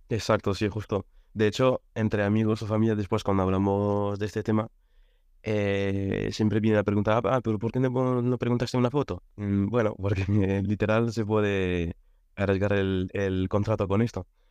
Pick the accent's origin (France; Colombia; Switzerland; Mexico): France; Spanish is a second language; moved away as an adult; also born or lived in Catalonia; now in Madrid, Spain; Y yo soy francés, llevo aquí en España cinco años, llegué en 2018